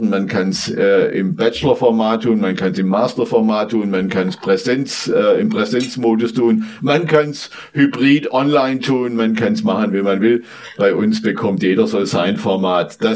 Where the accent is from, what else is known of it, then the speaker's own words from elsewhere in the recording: southwest Germany, Germany; Ja, ich komme aus dem Südwesten dieser Republik